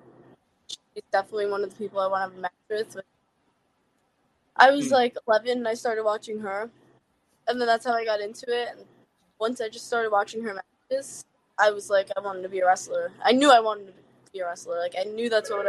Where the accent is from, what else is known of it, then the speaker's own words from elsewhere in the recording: New York, United States; I'm from New York